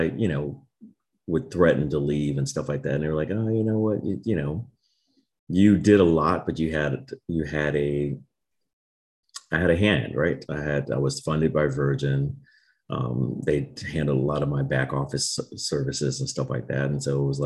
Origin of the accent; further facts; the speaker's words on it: Maryland, United States; moved away as an adult; also born or lived in Miami, Florida / California; I grew up in Maryland